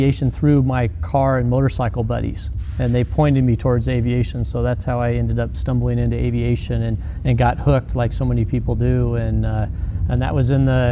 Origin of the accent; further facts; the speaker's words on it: Glendora, California, United States; I grew up in Glendora, California